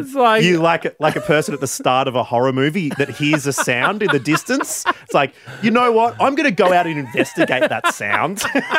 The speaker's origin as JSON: {"language": "English", "region": "Queensland", "country": "Australia", "said": "I'm 37 from Queensland and I showed sporting prowess."}